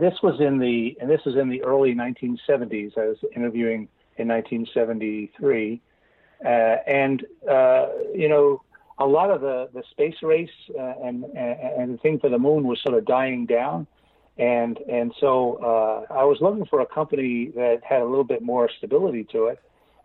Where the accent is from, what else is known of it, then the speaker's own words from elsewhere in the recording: Brooklyn, New York, United States; one of the great things about growing up in Brooklyn is that people, very high concentration of people